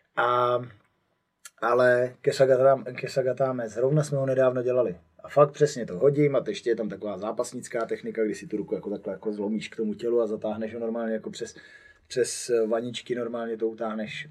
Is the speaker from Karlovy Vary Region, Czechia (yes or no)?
no; Poděbrady, Central Bohemian Region, Czechia; jsem z Poděbra, tak tam okolo není nic